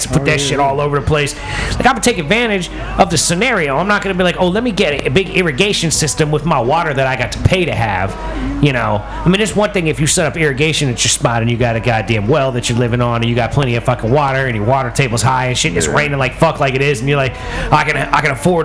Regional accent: Virginia, United States; I'm from Virginia

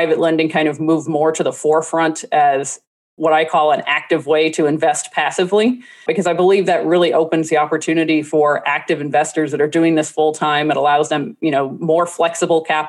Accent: New Orleans, Louisiana, United States; I'm from New Orleans

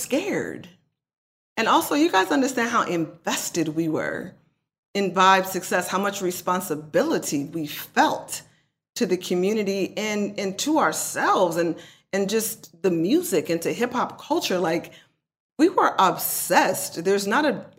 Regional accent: Oakland, California, United States; I'm not going to act like I'm not from East Oakland, because I am.

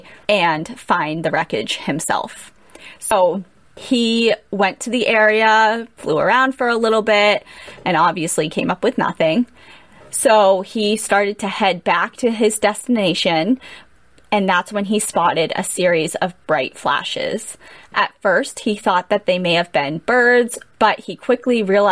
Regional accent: United States; as an American

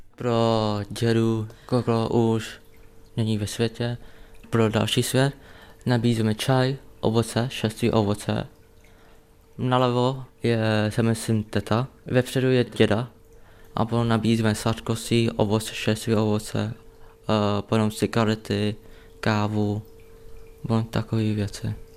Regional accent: Czechia; já jsem narodil v Česku, a můj krev je větnamský krev

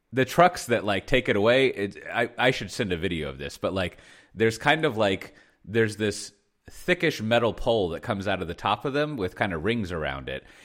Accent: United States; moved away; I'm an American living here in the, uh, the sleepy, like, uh, village.

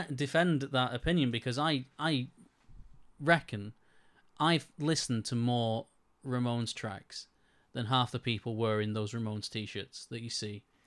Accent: United Kingdom; I am British

